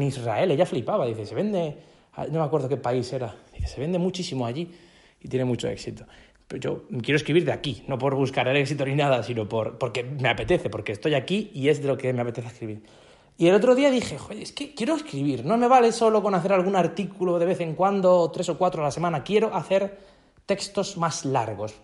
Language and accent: Spanish; a small town in Murcia, Region of Murcia, Spain; aquí, de mi pueblo, de un pueblecito de, Murcia, de España.